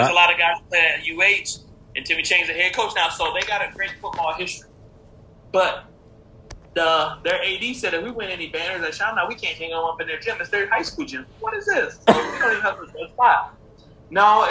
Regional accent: Waterloo, Iowa, United States; also born or lived in Hawaii; I'm from Waterloo, Iowa

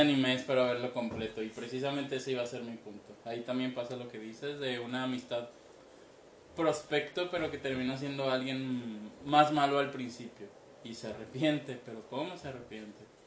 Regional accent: Mexico City, Mexico; moved away; todavía vivía en el DF, yo soy del DF

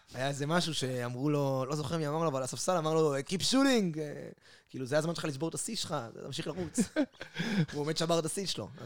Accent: Israel; אנחנו בתור ישראלים

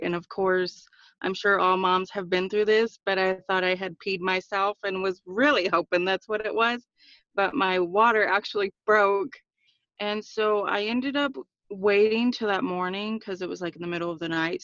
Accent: Aztec, New Mexico, United States; I'm from Aztec, New Mexico. I'm part of the Four Corners

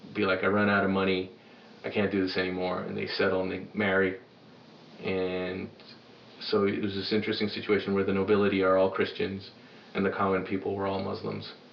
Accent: New York, United States; also born or lived in Sudan; I'm from New York, because that's where I spent the bulk of my childhood, and it's where I feel like I'm from.

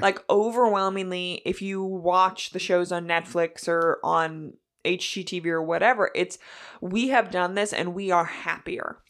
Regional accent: near Batavia, Illinois, United States; us being right there, we had Aldi growing up.

